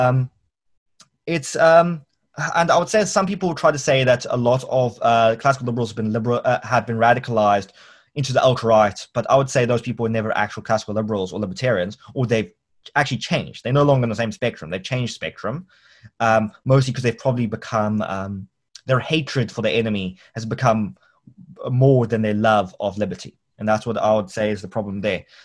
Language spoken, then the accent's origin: English; Cape Town, Western Cape, South Africa; I'm not South African, I'm a Capetonian.